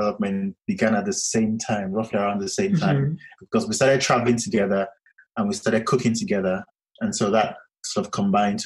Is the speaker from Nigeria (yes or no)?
yes; Nigeria; moved away as an adult; now in London, United Kingdom; I was born in Nigeria. I basically lived all my life, went to university in Nigeria before eventually getting a career move that took me from Nigeria to London, to the UK